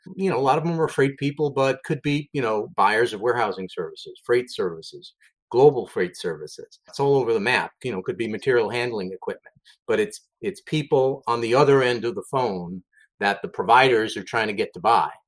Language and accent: English; New York City, New York, United States; I'm, I'm, a New York City guy. Grew up in the Bronx, New York.